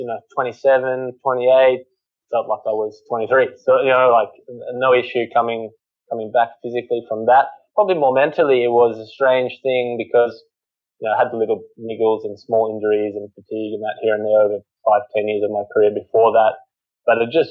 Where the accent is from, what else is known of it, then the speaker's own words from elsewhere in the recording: Australia; also born or lived in England; as an Aussie playing at home